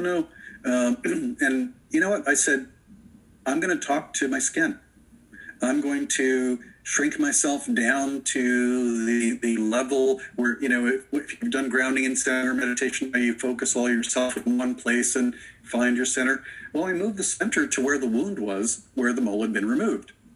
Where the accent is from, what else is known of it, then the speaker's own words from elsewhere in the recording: Florida, United States; I grew up in Florida